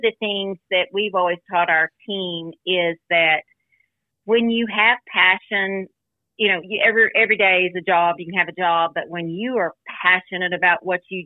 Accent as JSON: {"language": "English", "town": "Muleshoe", "region": "Texas", "country": "United States", "tie": "born or raised there", "also_born_or_lived": "Lubbock, Texas / Dallas, Texas", "said": "my sister and I, we were raised in Muleshoe, which is a small town southwest of Lubbock"}